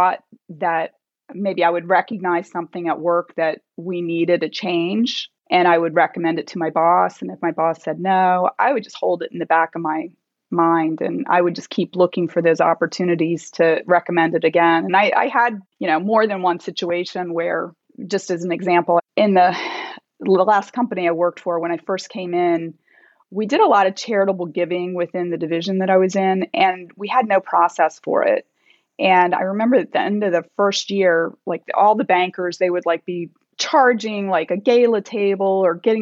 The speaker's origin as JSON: {"language": "English", "region": "Delaware", "country": "United States", "tie": "born or raised there", "also_born_or_lived": "Virginia / North Carolina", "moved": "as an adult", "lives_now": "Chicago, United States", "said": "I grew up in Delaware"}